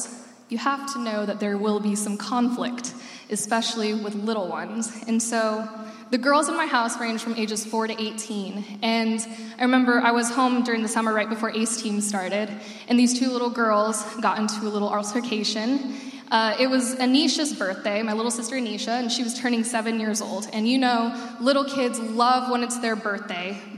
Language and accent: English; Arizona, United States; moved away as an adult; now in Illinois, United States; I'm from Arizona, and I lived there. I moved there when I was 6 years old, and I lived there until I was 18.